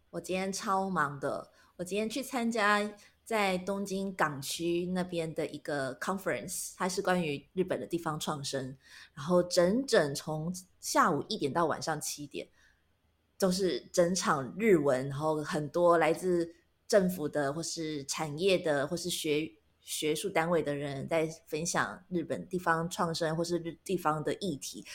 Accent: Taiwan; moved away as an adult; now in Japan; 我们是台湾人，然后嗯。我们的爸妈都还在台湾生活，所以我们的时区都是以台湾为基准

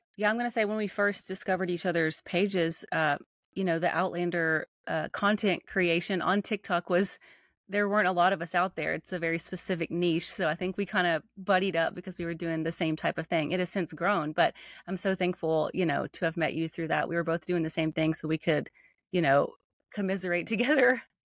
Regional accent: Nashville, Tennessee, United States; accent: Southern; I am from Nashville, Tennessee

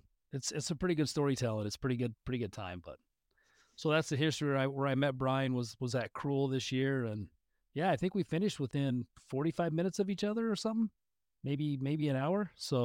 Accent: Woodbury, Minnesota, United States; we were from Woodbury here

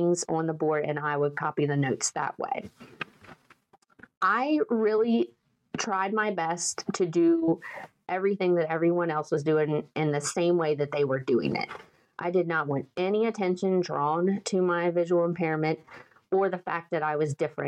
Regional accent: western Maryland, United States; also born or lived in eastern panhandle of West Virginia; now in West Virginia, United States; I grew up in Maryland, in western Maryland

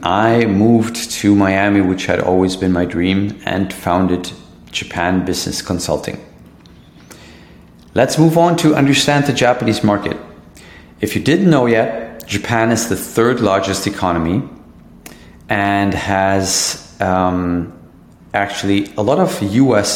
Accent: Hanover, Lower Saxony, Germany; my hometown, Hanover, in Germany

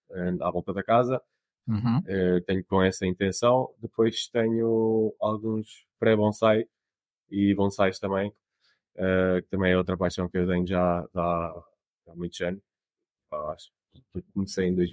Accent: Portugal; also born or lived in Canada; eu, nasci no, no Canadá uh, e a minha família estava lá na altura, decidi voltar para Portugal, porque é, nós somos portugueses.

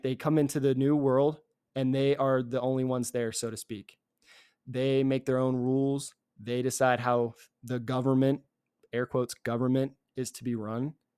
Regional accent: Mechanicsville, Virginia, United States; I'm from this, uh, little town right outside of Richmond called Mechanicsville

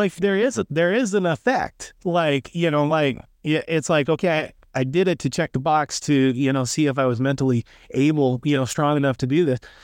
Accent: Lakeside, Oregon, United States; Oregon coast, man, that's where I was born and raised, born and raised on the West Coast

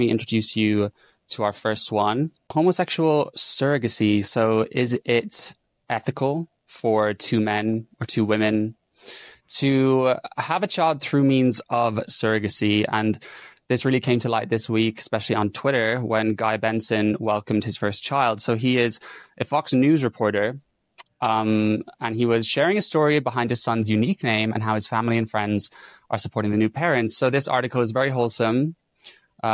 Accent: Ireland; now in London, United Kingdom; I'm a gay man based in London. I'm from Ireland

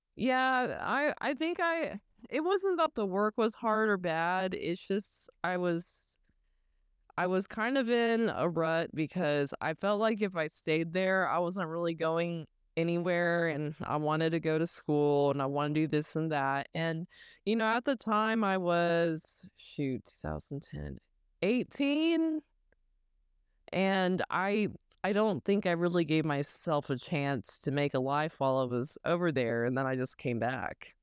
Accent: Southwest Virginia, United States; moved away as an adult; also born or lived in Okinawa; now in East Tennessee, United States; me and Ray, we grew up mostly in Southwest Virginia, um, in the Appalachian region

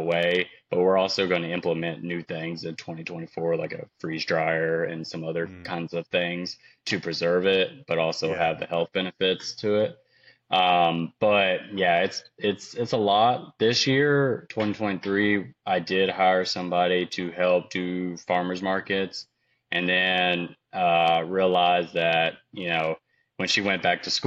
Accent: Aurora, Kentucky, United States; now in Nashville, United States; I'm from Aurora, Kentucky

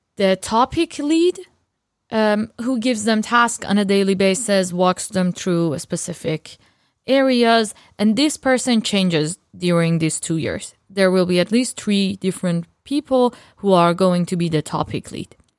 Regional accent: Iran; moved away; I'm from Iran

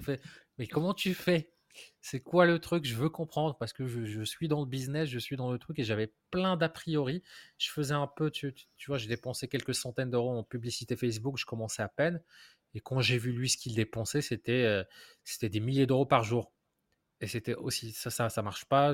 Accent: Morocco; j'ai grandi au Maroc

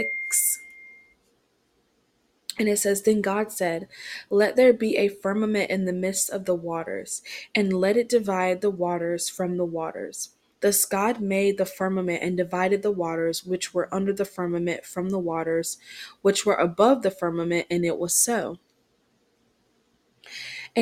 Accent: Rockingham, North Carolina, United States; moved away; my hometown is Rockingham, North Carolina

